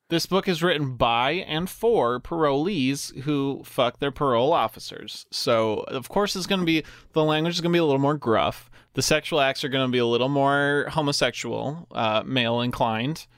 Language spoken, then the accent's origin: English; New Mexico, United States; We're from New Mexico, and we speak so much Spanish